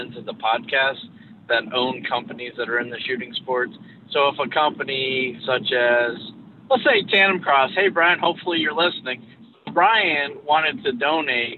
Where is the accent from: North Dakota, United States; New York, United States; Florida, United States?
New York, United States; I'm from New York